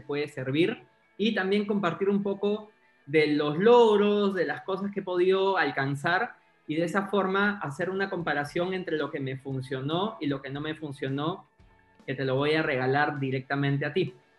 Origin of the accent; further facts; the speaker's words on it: Peru; yo soy peruano, peruano soy publicista de profesión